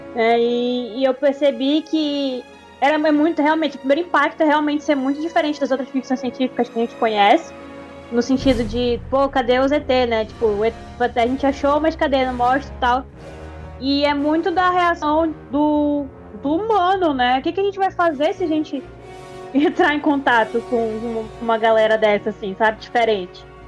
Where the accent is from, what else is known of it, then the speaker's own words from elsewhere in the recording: Manaus, Amazonas, Brazil; eu sou manauara, eu sou brasileira, eu sou latina